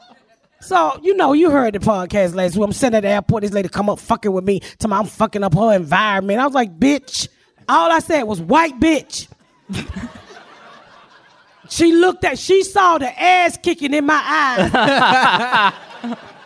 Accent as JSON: {"language": "English", "town": "Atlanta", "region": "Georgia", "country": "United States", "moved": "yes", "lives_now": "Plainfield, United States", "said": "but I'm from Atlanta"}